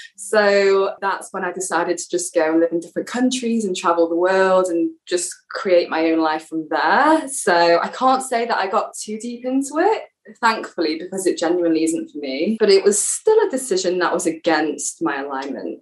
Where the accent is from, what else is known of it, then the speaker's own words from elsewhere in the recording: England, United Kingdom; moved away as an adult; now in Israel; I'm from England. I'm living in Israel at the moment.